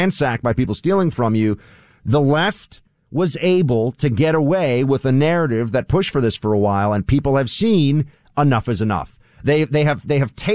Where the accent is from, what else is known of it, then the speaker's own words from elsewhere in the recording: New York, United States; I'm a New Yorker